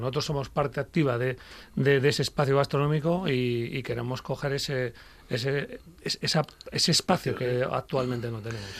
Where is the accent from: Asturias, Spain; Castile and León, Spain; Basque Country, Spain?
Basque Country, Spain; now in Gijón, Spain; yo, como vasco